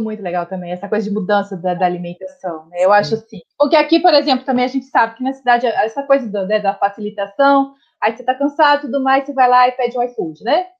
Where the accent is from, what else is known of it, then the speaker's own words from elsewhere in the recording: Minas Gerais, Brazil; now in Brasília, Brazil; sou mineira